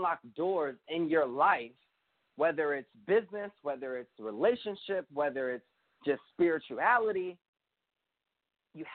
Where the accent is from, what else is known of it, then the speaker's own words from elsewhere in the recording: United States; my perspective as an American